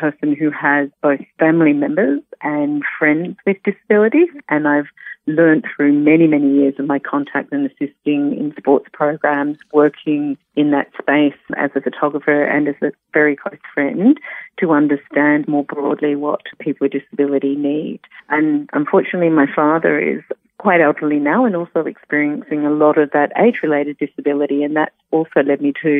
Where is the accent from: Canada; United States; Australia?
Australia; Melbourne, Victoria; moved away as an adult; also born or lived in Western Australia / Perth / Sydney; I moved from Melbourne, which was originally my home, to Western Australia with my partner at the time